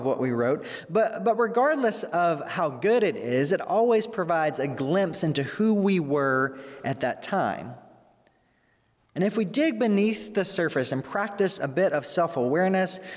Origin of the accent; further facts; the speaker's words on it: Mississippi, United States; now in Arlington Heights, United States; my hometown in Mississippi